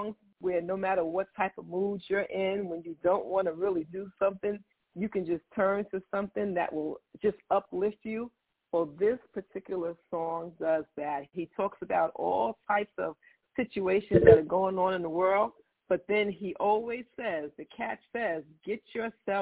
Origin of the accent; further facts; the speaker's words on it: New York City, New York, United States; I'm born and raised in Queens, New York